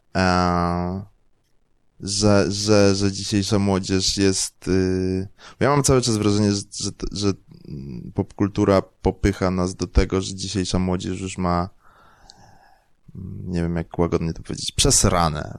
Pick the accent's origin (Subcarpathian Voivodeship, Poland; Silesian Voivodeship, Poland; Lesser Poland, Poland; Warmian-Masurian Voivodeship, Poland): Lesser Poland, Poland; Kraków; Ja jestem z Krakowa